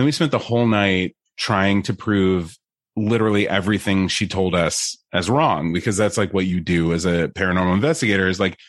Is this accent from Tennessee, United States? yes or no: no; New York, United States; I'm from New York.